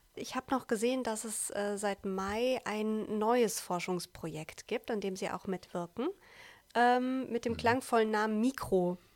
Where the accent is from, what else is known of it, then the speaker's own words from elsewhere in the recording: Siegen-Wittgenstein and Olpe, North Rhine-Westphalia, Germany; bei uns in Siegen, Wittgenstein und Olpe